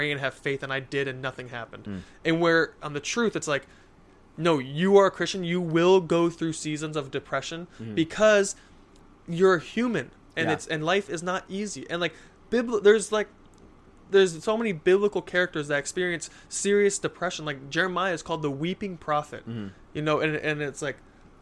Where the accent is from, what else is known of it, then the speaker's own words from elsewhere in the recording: United States; I'm American